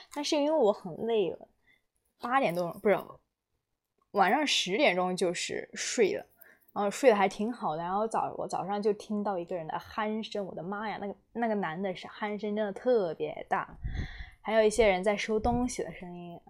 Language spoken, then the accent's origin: Chinese; China; 作为中国人